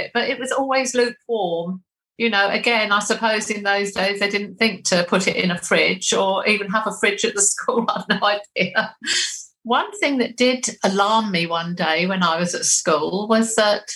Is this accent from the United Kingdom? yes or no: yes; Haywards Heath, South East England, United Kingdom; I was born in Haywards Heath, which is also in Sussex